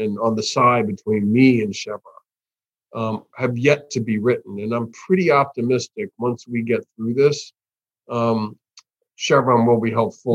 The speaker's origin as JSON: {"language": "English", "country": "United States", "said": "as an American, North American guy"}